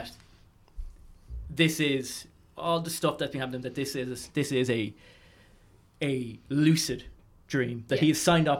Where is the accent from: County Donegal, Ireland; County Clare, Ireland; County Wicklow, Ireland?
County Wicklow, Ireland; Arklow; I'm from Arklow, County Wicklow